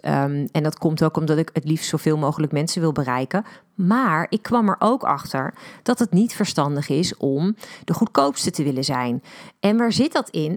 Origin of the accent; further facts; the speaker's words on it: Netherlands; wij als Nederlanders